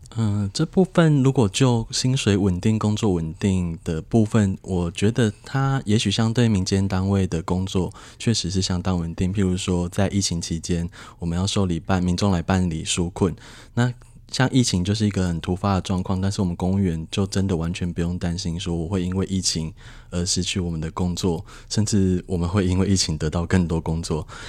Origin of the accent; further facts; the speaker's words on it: Nantou County, Taiwan; also born or lived in Yunlin; 回到我的家乡南投，那在南投是在乡公所当，担任村干事